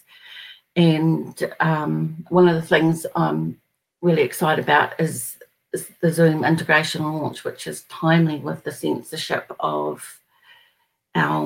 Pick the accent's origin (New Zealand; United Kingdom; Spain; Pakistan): New Zealand; I'm from New Zealand